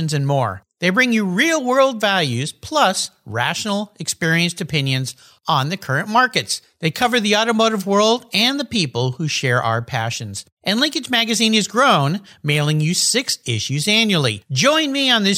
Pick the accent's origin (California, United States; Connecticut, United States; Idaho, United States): California, United States; San Diego; now in Pacific Northwest, United States; As a kid, I grew up down in the San Diego area